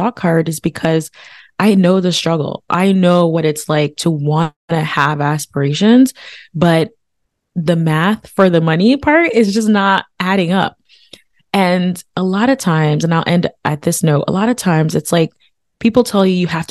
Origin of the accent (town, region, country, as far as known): United States; born or raised there; also born or lived in Haiti